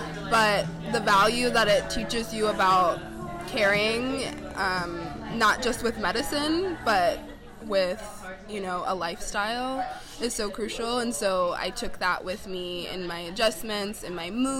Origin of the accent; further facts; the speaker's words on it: Cincinnati, Ohio, United States; now in New York City, United States; I am from Cincinnati, Ohio, originally